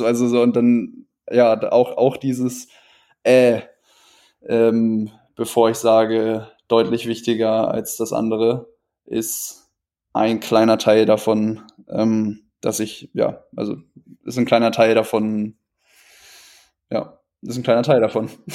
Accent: Northern Germany, Germany; ich komme aus Norddeutschland

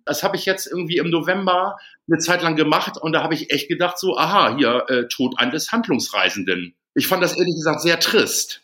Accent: Hamburg, Germany; moved away as an adult; now in Berlin, Germany; Ich komme ursprünglich aus Hamburg.

